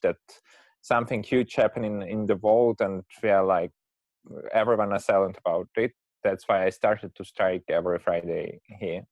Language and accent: English; Moscow, Russia; from Moscow